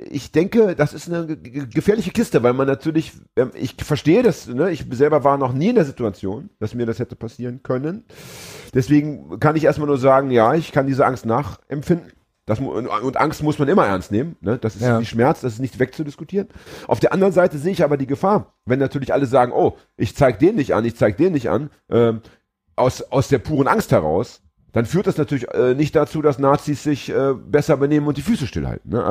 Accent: Hamburg, Germany; wir haben jetzt gerade aufgedeckt, dass ich als Hamburger ohne Internetzugang und ohne Computertechnik keinen Termin mehr beim Amt bekomme

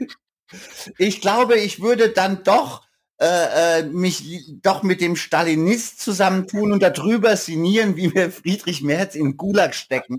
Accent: Bensheim, Hesse, Germany; also born or lived in Mannheim; ich bin so in Hessen geboren und hab dann bin in Bensheim zur Schule gegangen

